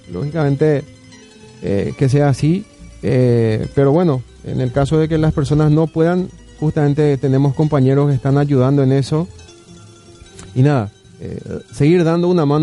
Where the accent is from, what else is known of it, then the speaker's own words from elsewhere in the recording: Caaguazú, Paraguay; moved away; also born or lived in Barrio Obrero; criado en Caguazú.